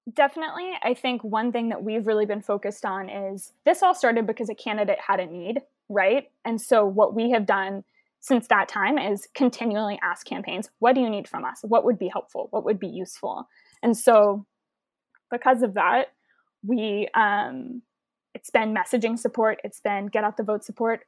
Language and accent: English; Houston, Texas, United States; I'm from Houston, Texas